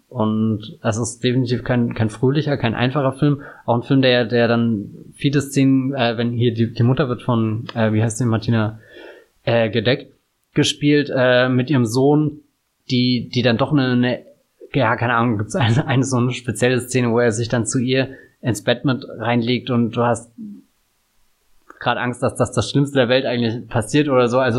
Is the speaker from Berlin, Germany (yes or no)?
no; Bavaria, Germany; ich komme ja aus Bayern, also jetzt nicht dem, dem tiefsten Bayern